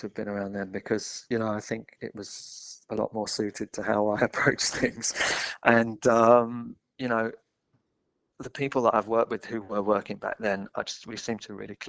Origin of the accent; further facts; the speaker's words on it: London, United Kingdom; I grew up in Muswell Hill